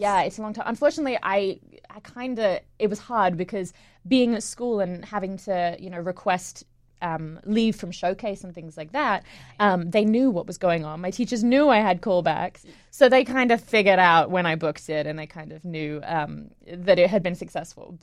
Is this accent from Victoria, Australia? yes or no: no; Sydney, New South Wales, Australia; moved away as an adult; also born or lived in England; now in New York, United States; I was born in England, um, and when I was eight, I moved to Sydney, um, to Australia. And, um, went to high school there